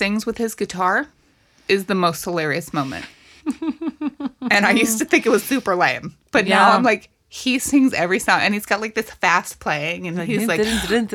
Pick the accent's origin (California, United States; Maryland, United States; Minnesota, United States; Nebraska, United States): Nebraska, United States; we are from Nebraska